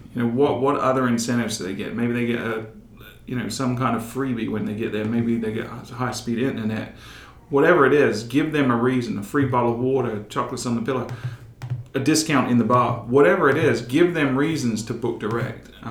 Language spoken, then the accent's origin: English; England, United Kingdom; now in United States; growing up in England